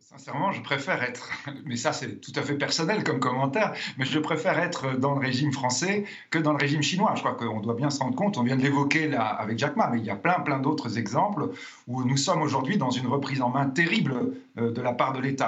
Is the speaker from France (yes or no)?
yes; France; nous sommes français